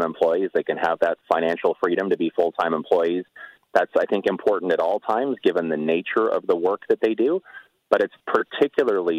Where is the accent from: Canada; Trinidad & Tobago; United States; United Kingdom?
Canada; Toronto, Ontario; growing up in Etobicoke